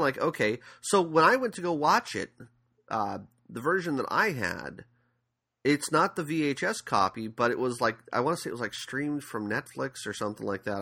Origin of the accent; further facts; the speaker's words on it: San Diego, California, United States; I'm from San Diego